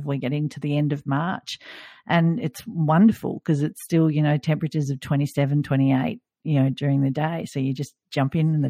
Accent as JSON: {"language": "English", "country": "Australia", "said": "as an Australian, it was like, no, this doesn't feel like summer swimming to me."}